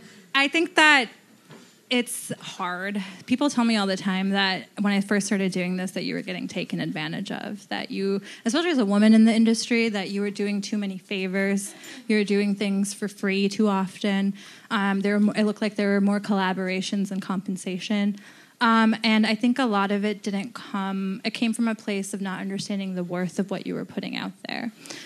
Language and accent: English; Bronx, New York, United States; I'm from the Bronx.